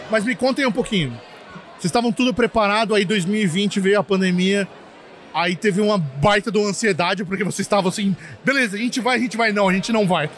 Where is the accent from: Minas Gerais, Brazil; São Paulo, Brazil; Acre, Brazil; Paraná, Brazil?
São Paulo, Brazil; coast of; now in Montreal, Canada; Eu sou do litoral de São Paulo